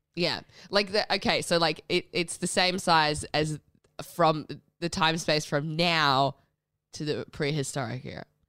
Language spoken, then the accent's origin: English; Perth, Western Australia, Australia; I grew up in Perth